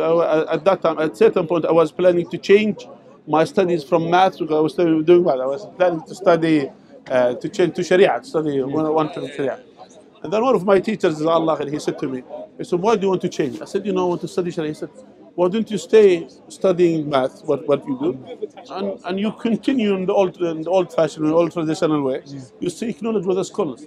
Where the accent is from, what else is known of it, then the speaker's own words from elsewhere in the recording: Jordan; moved away as an adult; also born or lived in Saudi Arabia; I am originally from Jordan, mm. uh, from the tribes of Jordan